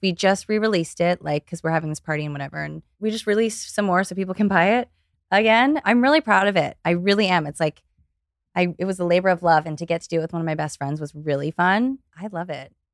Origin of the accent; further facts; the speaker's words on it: Ohio, United States; now in Los Angeles, United States; I grew up in Ohio.